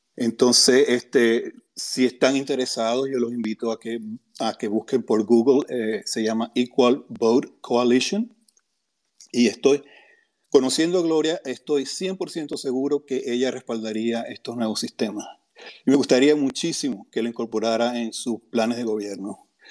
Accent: Venezuela; now in United States; yo soy otro venezolano, casualidad, ah, desde Estados Unidos

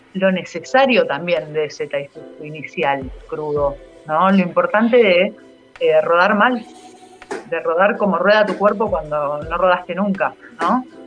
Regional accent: Campana, Buenos Aires Province, Argentina; moved away; also born or lived in Zárate; yo crecí por Zárate y Campana

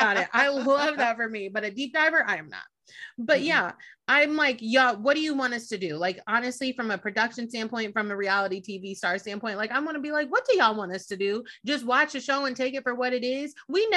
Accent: Italy; born there; also born or lived in Germany; I was born in Italy. I lived in Germany. Like, I'm worldwide.

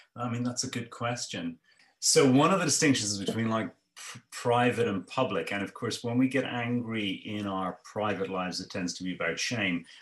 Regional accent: Ireland; grew up in ireland and i was a, my mother was a migrant

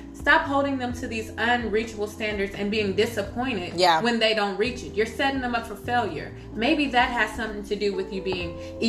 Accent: Wichita, Kansas, United States; Yeah, I'm from Kansas. Okay, 316 up.

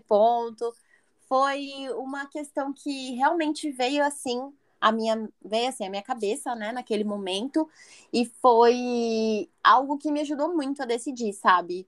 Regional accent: São José dos Campos, São Paulo, Brazil; moved away as an adult; now in Pennsylvania, United States; E no Brasil eu sou do interior de São Paulo, moro na cidade de São José dos Campos.

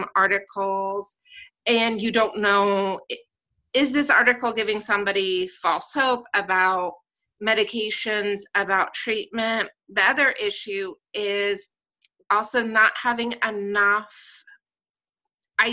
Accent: Southern California, United States; moved away as an adult; now in Columbus, Ohio, United States; born and raised in Southern California

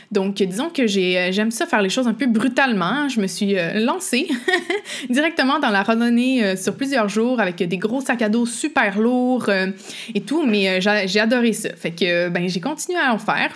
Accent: Quebec, Canada; je suis québécoise, vous l'entendez peut-être avec mon accent ou les expressions que j'utilise

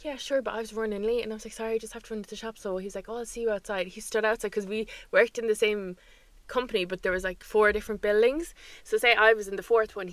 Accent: Ireland; when you're growing up in Ireland

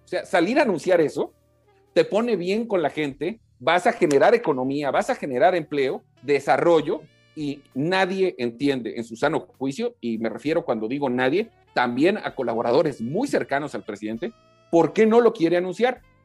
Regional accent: Quintana Roo, Mexico; en mi tierra, en Quintana Roo

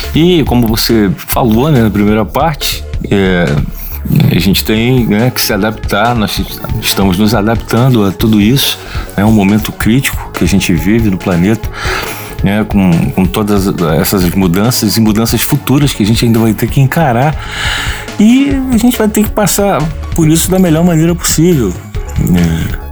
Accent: Rio de Janeiro, Brazil; nós somos aqui do Rio de Janeiro

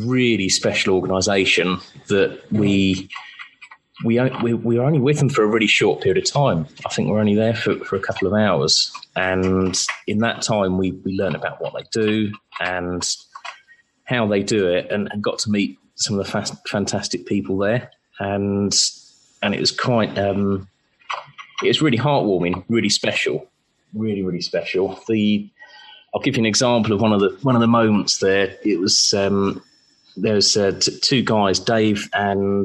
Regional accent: Surrey, South East England, United Kingdom; moved away as an adult; now in Portsmouth, United Kingdom; I was born in Portsmouth and we both grew up in Surrey

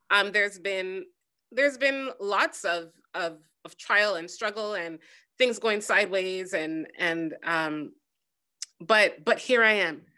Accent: Jamaica; moved away; I am a Jamaican woman

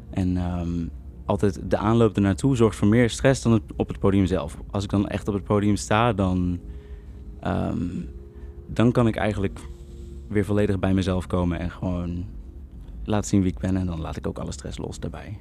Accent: Utrecht, Netherlands; ik kom dus uit Utrecht

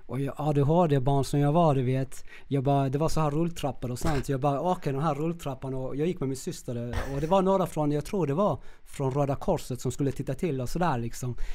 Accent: Chile; now in Sweden; Men det var, det, det, vi kom ju från Chile, det här kaotiska

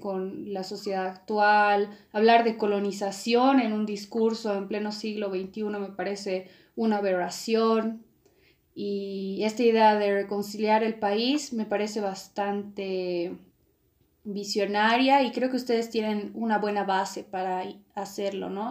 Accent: Bolivia; los bolivianos nos podemos

